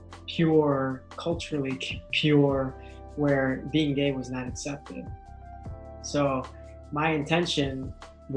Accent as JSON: {"language": "English", "town": "Chicago", "region": "Illinois", "country": "United States", "tie": "born or raised there", "first_language": "English", "said": "I was born here in Chicago. My family, my mom and dad, are from the Philippines, so I'm first generation American"}